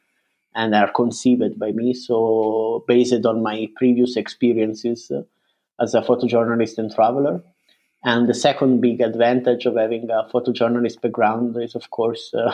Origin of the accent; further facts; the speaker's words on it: Italy; moved away as an adult; also born or lived in United Kingdom; now in Berlin, Germany; I come from Italy, but I have been living in Berlin for the last 10 years